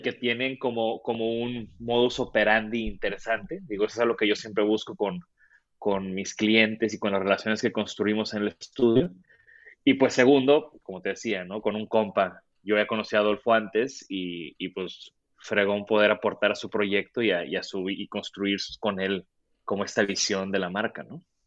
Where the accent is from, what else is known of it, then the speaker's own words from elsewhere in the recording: Tampico, Tamaulipas, Mexico; yo soy de Tampico